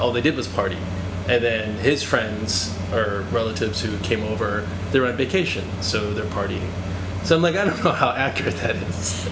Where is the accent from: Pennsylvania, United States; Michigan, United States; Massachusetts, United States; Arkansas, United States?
Massachusetts, United States; Boston; also born or lived in Vietnam; now in New York, United States; I'm from Boston